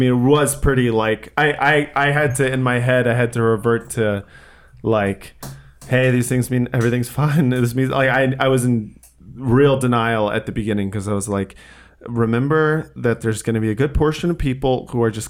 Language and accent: English; United States; as an American